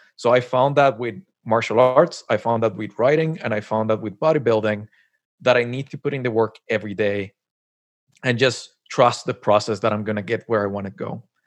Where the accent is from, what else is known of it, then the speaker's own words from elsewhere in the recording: Colombia; moved away as an adult; also born or lived in Montréal / Tokyo; now in Canada; I was born and raised in Colombia and then moved to Canada. It's been like 10 years I'm here